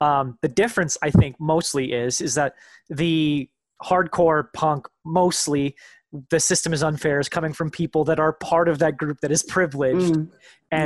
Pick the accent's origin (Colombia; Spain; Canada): Canada; I'm from Canada